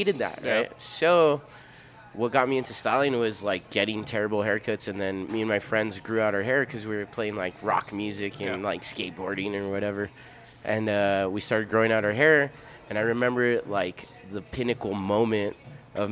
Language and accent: English; El Paso, Texas, United States; first language Spanish; English is a second language; moved away; growing up in El Paso, I grew up not going to the cool stylist salon places